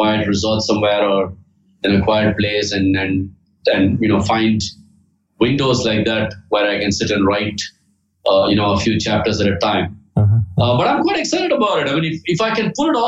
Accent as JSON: {"language": "English", "country": "India", "tie": "born or raised there", "said": "I grew up in India"}